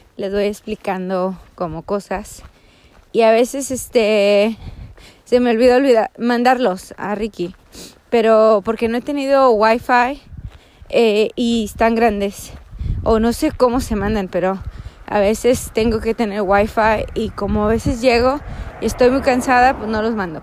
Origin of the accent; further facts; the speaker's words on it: Mission, Texas, United States; moved away; del valle de Texas, de donde yo soy. Eh, nací en Misión